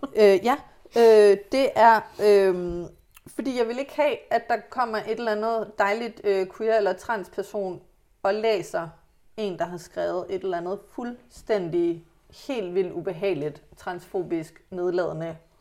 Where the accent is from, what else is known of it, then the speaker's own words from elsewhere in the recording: Hillerød, Capital Region of Denmark, Denmark; jeg er vokset op tæt på København